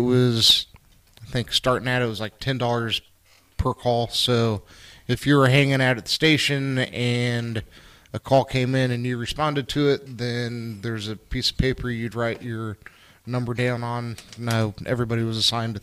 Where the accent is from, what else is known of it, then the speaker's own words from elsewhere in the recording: Kansas City, Missouri, United States; From Kansas City, Missouri, born and raised